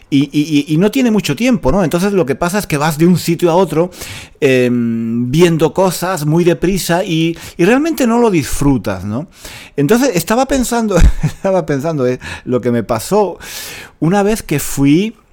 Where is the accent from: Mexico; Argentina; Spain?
Spain; Granada, Andalusia; Porque yo soy de Granada, eh, de Andalucía, pero no conozco muy bien esa parte, esa parte de Andalucía. Yo soy del este y, Andalucía del oeste es muy diferente, es muy diferente. Es, diferente el acento